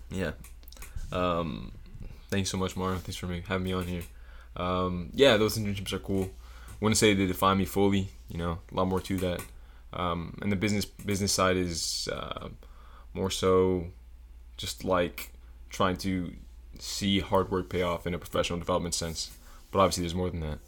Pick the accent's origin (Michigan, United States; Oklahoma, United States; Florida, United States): Florida, United States; Broward County, South; moved away as an adult; also born or lived in Puerto Rico; now in Atlanta, United States; born in Puerto Rico, but born and r, basically raised all my life in South Florida. Um, little place called Broward County